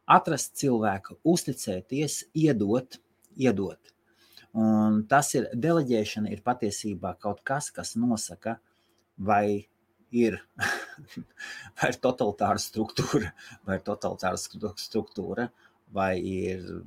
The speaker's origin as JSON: {"language": "Latvian", "country": "Latvia", "said": "Mēs esam latvieši"}